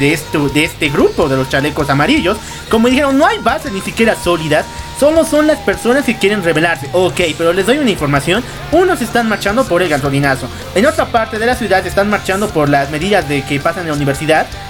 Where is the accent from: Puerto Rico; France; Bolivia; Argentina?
Bolivia